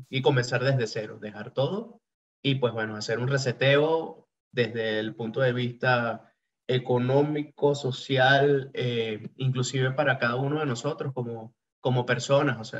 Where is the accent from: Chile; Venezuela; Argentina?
Venezuela; moved away; yo me vine hace cuatro años de Venezuela.